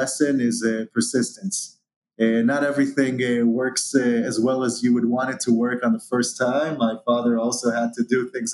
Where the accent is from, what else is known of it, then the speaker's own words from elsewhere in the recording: Israel; originally born and raised in Israel